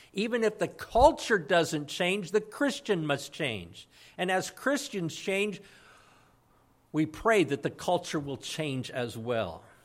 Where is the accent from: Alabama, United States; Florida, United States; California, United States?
California, United States; Santa Maria; moved away as an adult; I grew up in Santa Maria, and I finally brought my family, uh, back to Santa Maria